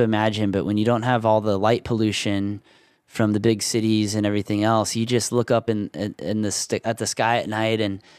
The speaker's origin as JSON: {"language": "English", "town": "Jupiter", "region": "Florida", "country": "United States", "tie": "born or raised there", "moved": "yes", "lives_now": "Central Illinois, United States", "said": "in my Florida days, there was weekends where we would take a boat from Jupiter, Florida, the Jupiter Inlet"}